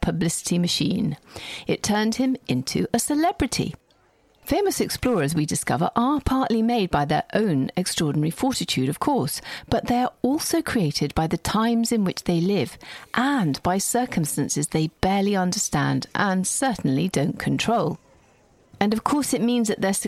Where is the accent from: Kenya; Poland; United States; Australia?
Kenya; I was born in Kenya